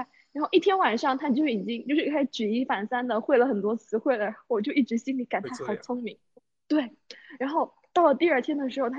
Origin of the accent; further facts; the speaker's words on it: Guangdong, China; 也许我不是潮汕人。